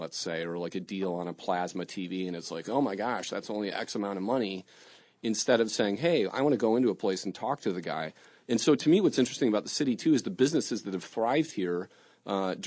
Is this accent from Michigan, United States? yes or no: yes; Detroit, Michigan, United States; I grew up on the East Side. I never drove to Midtown